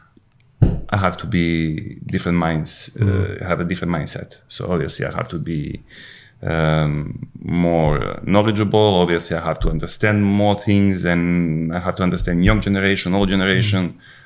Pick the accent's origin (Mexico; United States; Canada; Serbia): Serbia; Užice; English is a second language; moved away as an adult; also born or lived in Moscow, Russia / Manchester, United Kingdom; I moved back to my hometown, Užice